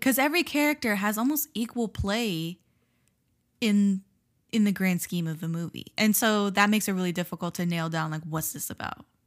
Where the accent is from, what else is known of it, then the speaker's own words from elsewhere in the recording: South Florida, United States; first language Spanish; English is a second language; I grew up in South Florida.